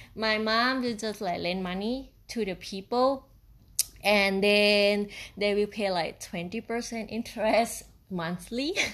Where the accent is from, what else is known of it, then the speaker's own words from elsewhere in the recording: Isan, Thailand; English is a second language; now in Chiang Mai, Thailand; I'm from Thailand and, uh, in the part of, uh, Isan region